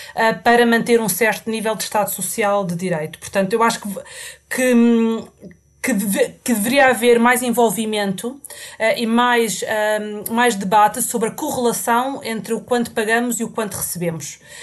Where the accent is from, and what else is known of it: Portugal; moved away as an adult; also born or lived in England; now in United Kingdom